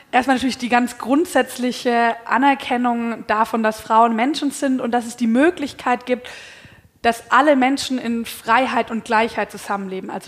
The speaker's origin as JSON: {"language": "German", "region": "Baden-Württemberg", "country": "Germany", "said": "ich komme ursprünglich aus Baden-Württemberg"}